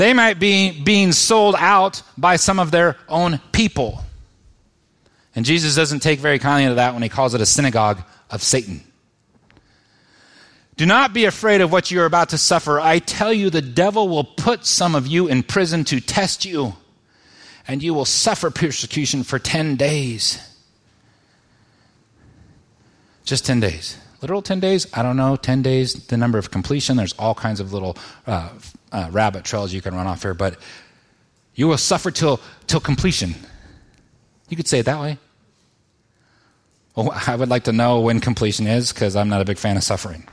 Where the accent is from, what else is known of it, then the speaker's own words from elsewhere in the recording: United States; As an American